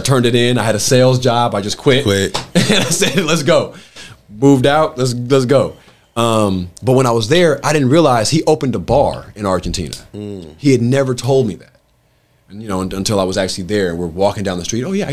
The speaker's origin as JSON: {"language": "English", "town": "Los Angeles", "region": "California", "country": "United States", "tie": "born or raised there", "said": "I'm from Baldwin Hills, adjacent to Crenshaw, right by the jungles"}